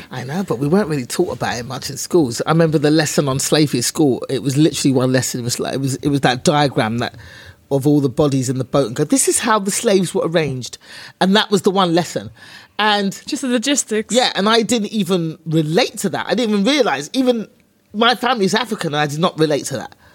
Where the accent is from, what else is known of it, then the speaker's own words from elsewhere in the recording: England, United Kingdom; born there; But it's better now because, well, I was born in England.